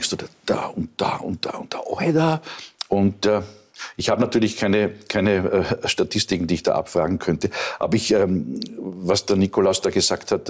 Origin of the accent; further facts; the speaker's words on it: Lower Austria, Austria; wenn du, wenn ich als Niederösterreicher in die Steiermark